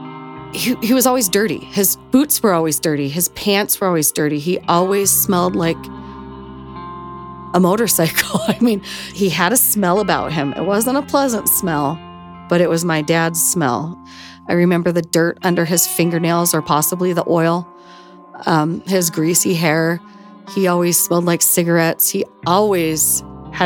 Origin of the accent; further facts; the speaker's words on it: Cleveland, Ohio, United States; moved away; growing up in Cleveland back in the 70s